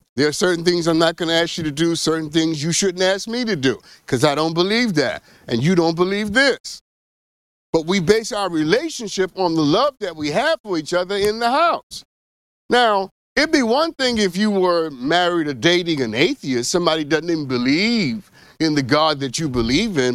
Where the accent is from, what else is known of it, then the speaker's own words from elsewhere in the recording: New York, United States; I am from New York, specifically Flushing, New York